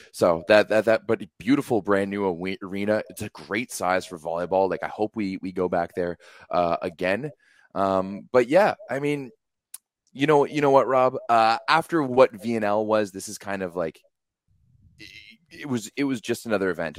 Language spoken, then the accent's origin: English; Canada; me as a Canadian fan